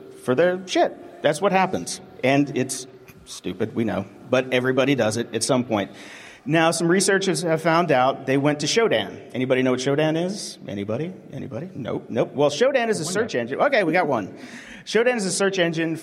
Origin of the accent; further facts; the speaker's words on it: Pittsburgh, Pennsylvania, United States; I'm from Pittsburgh, Pennsylvania